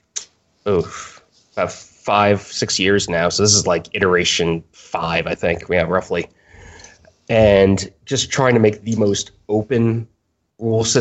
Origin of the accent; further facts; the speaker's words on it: New Orleans, Louisiana, United States; moved away as an adult; now in Boston, United States; I was born and raised in New Orleans